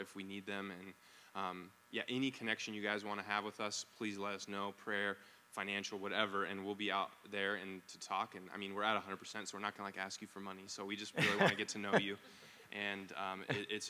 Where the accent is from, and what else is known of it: United States